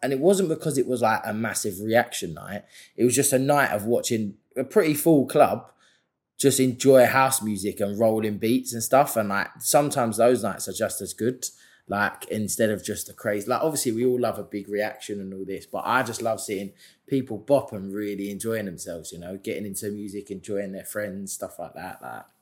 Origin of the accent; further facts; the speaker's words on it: London, United Kingdom; London, obviously that's my hometown